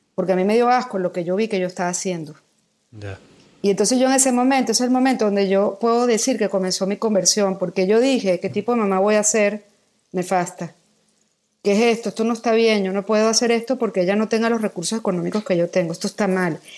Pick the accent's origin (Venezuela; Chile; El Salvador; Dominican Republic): Venezuela; Caracas, Capital District; moved away as an adult; also born or lived in Philippines; now in Mexico; Yo nací en Caracas, Venezuela, cumplo este año 50